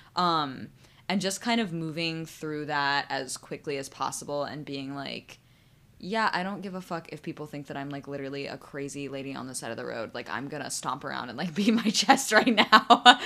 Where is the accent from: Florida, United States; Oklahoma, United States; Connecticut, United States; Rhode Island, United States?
Connecticut, United States; Sandy Hook; I grew up in Sandy Hook